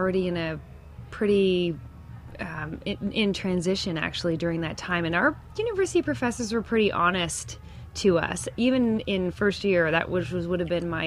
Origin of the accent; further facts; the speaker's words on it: Sarnia, Ontario, Canada; also born or lived in Kingston / Toronto; Sarnia is my hometown